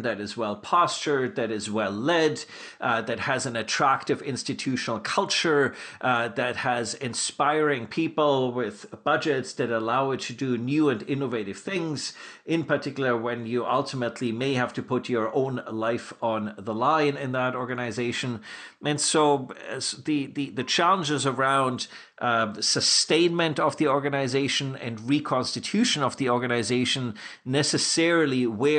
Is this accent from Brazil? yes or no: no; Canada; in this country we live in such relative luxury